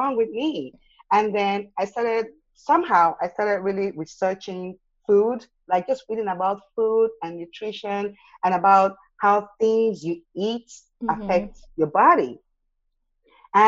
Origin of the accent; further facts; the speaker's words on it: Nigeria; moved away as an adult; now in Austin, United States; when I was a kid growing up in Nigeria